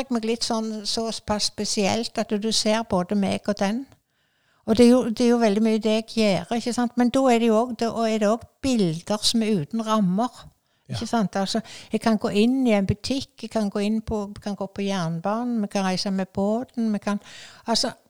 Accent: Askvik, Vestland, Norway; Jeg vokste jo opp i Askvik, og med den frukthagen og dette så var det bare ene under etter det andre. Og vi hadde høner og ku

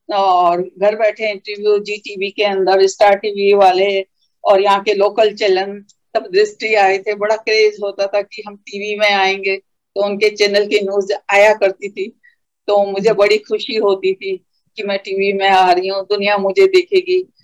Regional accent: Rishikesh, Uttarakhand, India; नगरी में हमारे पल्लवित पुष्पित हुए वही हमारा जन्म स्थान है

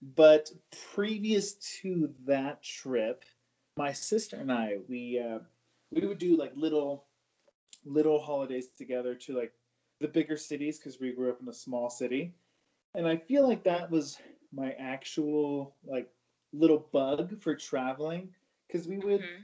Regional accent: California, United States; moved away as an adult; now in Denver, United States; I am from California

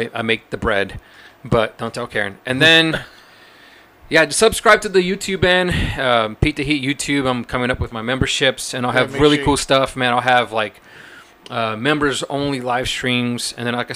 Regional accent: Brazil; moved away; I'm from Brazil

